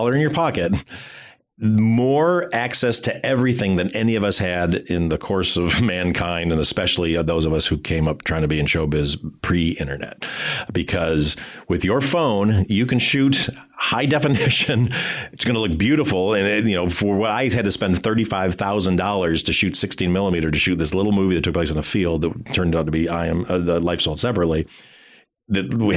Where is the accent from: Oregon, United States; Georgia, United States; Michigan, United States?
Michigan, United States; now in California, United States; I'm a kid from Michigan who knew nobody.